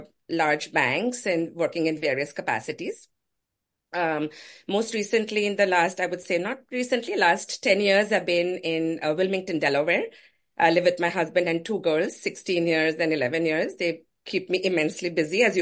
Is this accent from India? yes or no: yes; Kolkata, West Bengal, India; moved away as an adult; also born or lived in Williamsburg, Virginia, United States; now in United States; I grew up in India, in Calcutta, in an environment with actually a very heavy focus on yoga and naturopathy